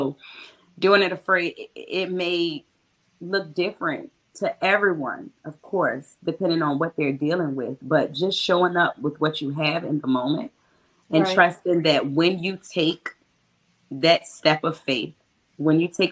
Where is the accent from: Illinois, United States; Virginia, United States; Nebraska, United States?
Virginia, United States; Petersburg; I'm from Petersburg.